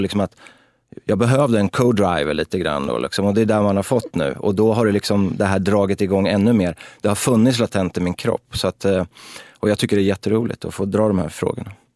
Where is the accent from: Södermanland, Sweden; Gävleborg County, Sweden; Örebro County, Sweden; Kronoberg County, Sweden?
Örebro County, Sweden; Örebro; vi växte upp på Väster i Örebro